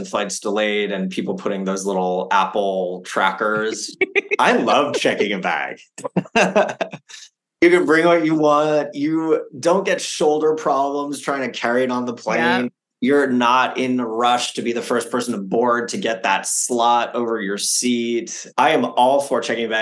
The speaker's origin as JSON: {"language": "English", "country": "Canada", "also_born_or_lived": "Japan / France", "said": "I'm French Canadian"}